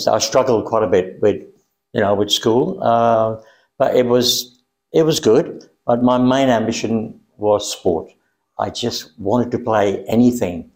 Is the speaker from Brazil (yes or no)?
no; Myanmar; moved away; also born or lived in England; I was born in Burma, and lost my father when I was 8 years old